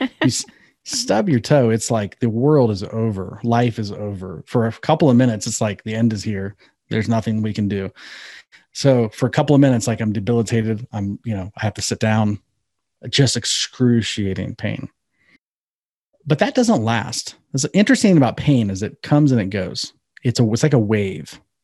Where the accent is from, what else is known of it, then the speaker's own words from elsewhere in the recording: Ohio, United States; I'm from Ohio.